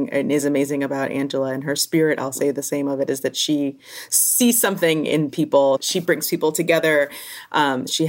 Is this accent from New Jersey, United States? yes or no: yes; Newark, New Jersey, United States; I grew up in Newark, New Jersey, in a housing project.